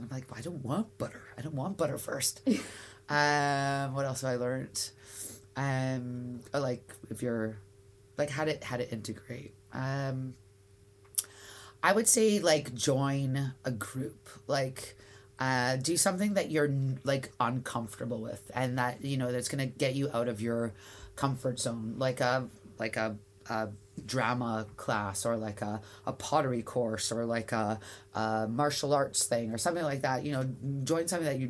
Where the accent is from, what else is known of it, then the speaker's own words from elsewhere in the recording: Canada; I'm like, I'm Canadian.